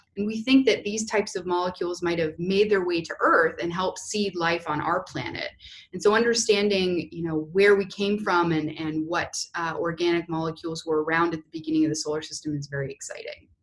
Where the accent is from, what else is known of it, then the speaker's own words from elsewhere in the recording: Canada; moved away as an adult; also born or lived in Houston, United States; now in Indiana, United States; I'm actually originally uh, from Canada and did my undergraduate degree up there and then moved down to uh, the US for grad school